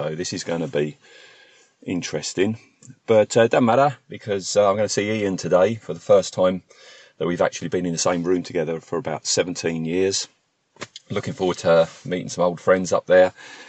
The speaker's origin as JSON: {"language": "English", "country": "United Kingdom", "said": "Because we're British and to begin with, and also, yeah, we're nattering at the front of the hall."}